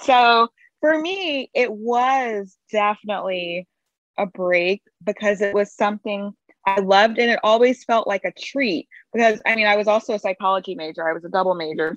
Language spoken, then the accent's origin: English; Baton Rouge, Louisiana, United States; I'm from Baton Rouge, Louisiana, and there's a very strong food tradition and baking tradition there